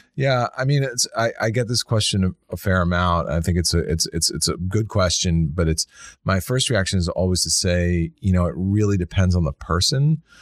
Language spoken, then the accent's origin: English; Washington, District of Columbia, United States; I grew up in Washington D.C.